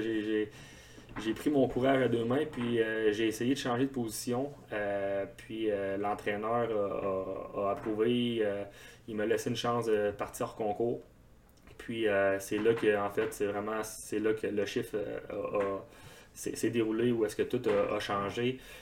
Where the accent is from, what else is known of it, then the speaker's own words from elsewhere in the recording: Val-d'Or, Quebec, Canada; je suis originaire de Val-d'Or en Abitibi. J'ai joué mon hockey mineur euh, au grand complet là-bas